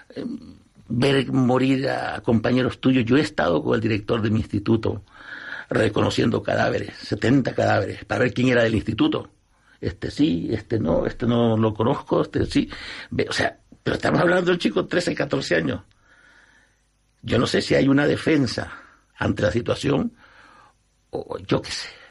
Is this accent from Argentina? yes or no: no; El Salvador; now in Spain